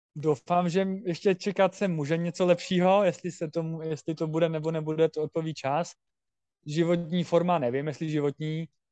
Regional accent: Czechia; Jako já jsem rád Čech a Myslím, že občanství budu mít český.

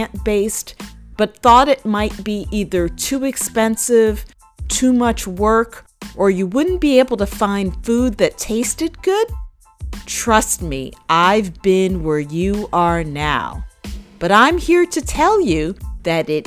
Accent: New York City, New York, United States; I grew up outside of Co-op City, so I'm from the Valley

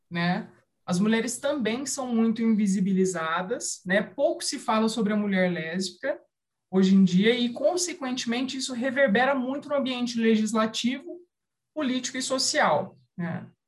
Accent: São José do Rio Preto, São Paulo, Brazil; eu sou nascida e criada em São José do Rio Preto

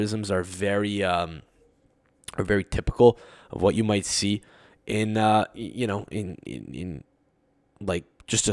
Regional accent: Canada; as a Canadian sports fan

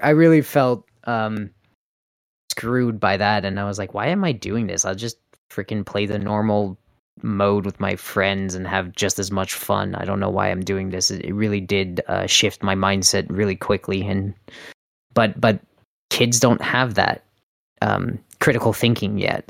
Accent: Canada; I'm Canadian

